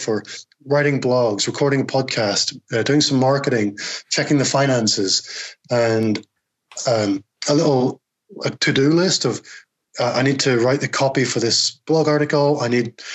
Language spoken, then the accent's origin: English; United Kingdom; accent: Northern Irish Scottish; this very strange Northern Irish Scottish accent that I have